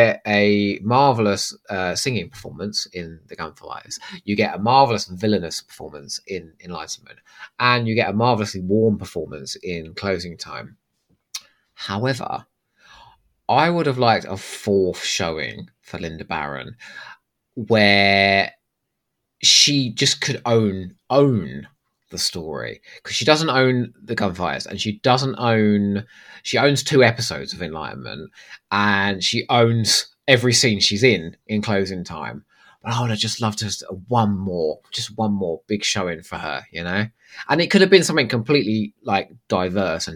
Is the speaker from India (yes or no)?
no; England, United Kingdom; also born or lived in Crawley / Eastbourne; I'm English